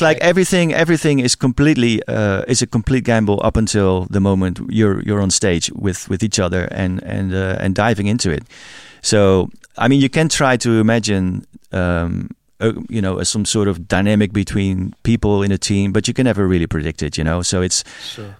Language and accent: English; Rotterdam, South Holland, Netherlands; my hometown, Rotterdam